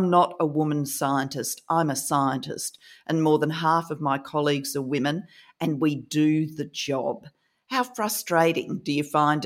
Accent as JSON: {"language": "English", "country": "Australia", "moved": "yes", "lives_now": "United Kingdom", "said": "my home country of Australia"}